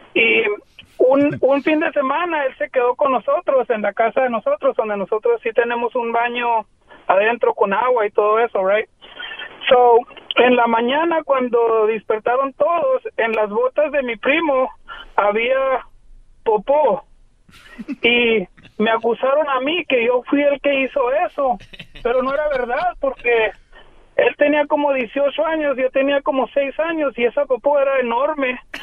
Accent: Guerrero, Mexico; now in United States; Yo del estado de Guerrero

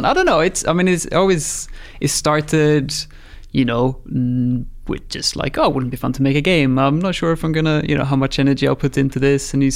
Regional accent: Sweden; moved away as an adult; also born or lived in Guildford, England / Brazil; I'm from Sweden

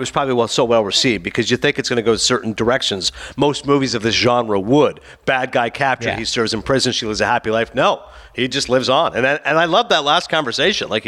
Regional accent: New Jersey, United States; It's this little show about an Egyptian family growing up in North Jersey. It's how I grew up.

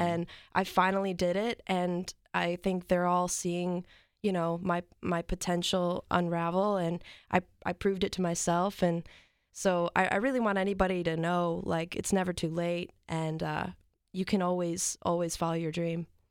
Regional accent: New Lenox, Illinois, United States; now in Nashville, United States; I'm from New Lenox, Illinois

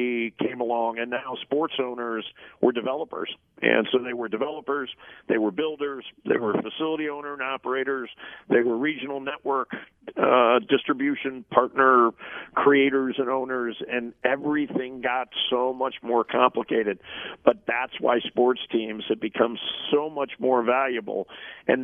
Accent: St. Louis, Missouri, United States; Busch Stadium where I grew up in St. Louis

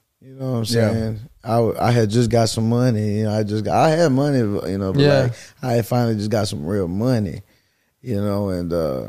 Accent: Bay City, Texas, United States; I'm from Bay City, Texas, which is a population of about 1,500.

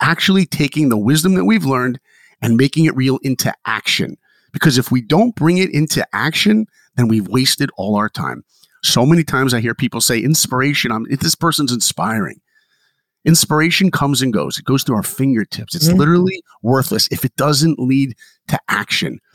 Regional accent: Philadelphia, Pennsylvania, United States; moved away; also born or lived in New York; I grew up in Philadelphia

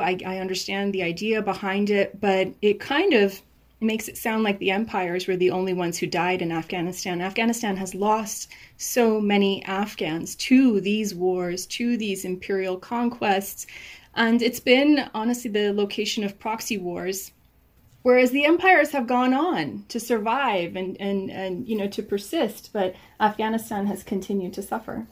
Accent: United States; I was raised in the United States. I was born and raised here

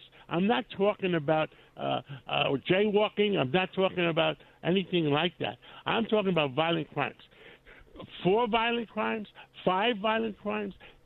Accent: New York City, New York, United States; I grew up in Harlem

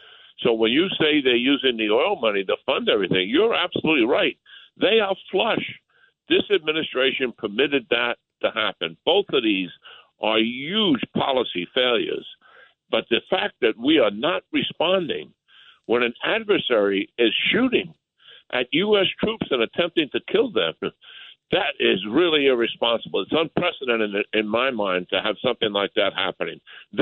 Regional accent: New York, United States; moved away; I'm a New Yorker anyway.

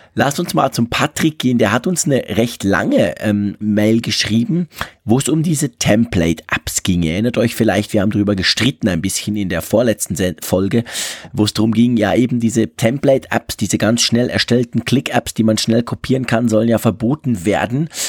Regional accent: Switzerland; ich als Schweizer

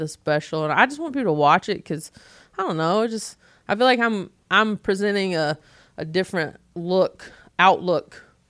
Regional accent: the South, United States; I'm like, well, I'm from the South.

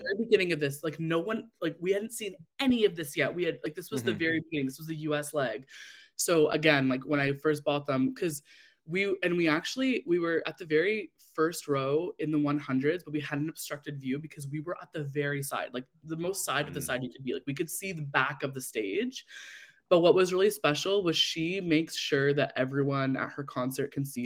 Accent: Canada; as a Canadian Swiftie

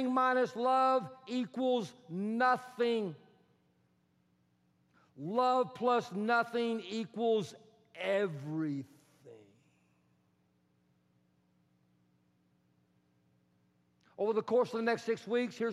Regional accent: Texas, United States; accent: Texan; I am Texan

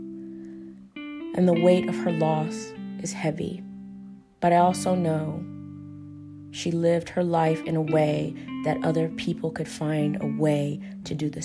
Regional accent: Paducah, Kentucky, United States; now in Lexington, United States; I'm originally from Paducah, Kentucky, which is about an hour away from Hopkinsville, Kentucky

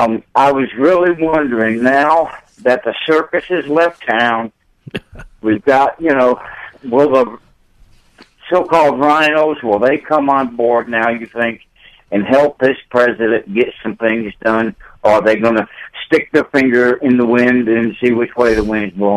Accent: Columbus, Georgia, United States; moved away as an adult; now in Indianapolis, United States; I was raised in Columbus, Georgia, Fort Benning, you know, that area.

